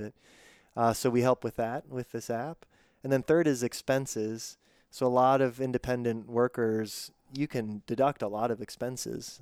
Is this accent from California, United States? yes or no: no; Pittsburgh, Pennsylvania, United States; moved away; I grew up in Pittsburgh and then moved away for a long time